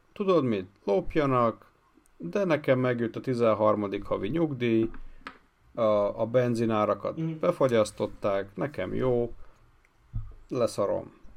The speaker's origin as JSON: {"language": "Hungarian", "country": "Hungary"}